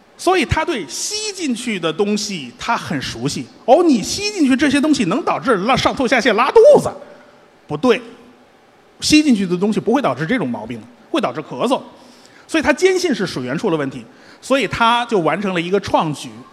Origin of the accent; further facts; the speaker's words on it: Beijing, China; 我们北京人